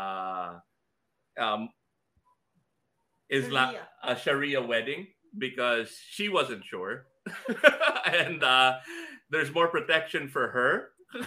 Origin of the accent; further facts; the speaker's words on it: United States; now in Philippines; I grew up in the States